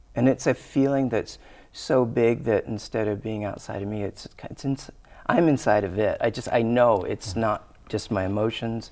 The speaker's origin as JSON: {"language": "English", "town": "Glendale", "region": "Arizona", "country": "United States", "tie": "born or raised there", "said": "I grew up in Arizona, and I grew up in Glendale"}